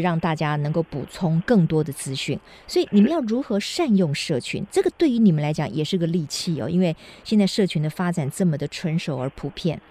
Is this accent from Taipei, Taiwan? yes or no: no; Kaohsiung, Taiwan; 因为我来自高雄